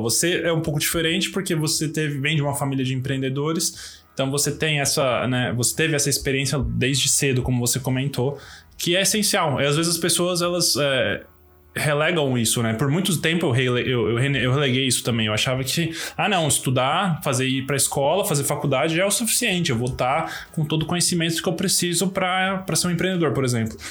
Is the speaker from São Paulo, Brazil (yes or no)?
yes; São Paulo, Brazil; A gente é de São Paulo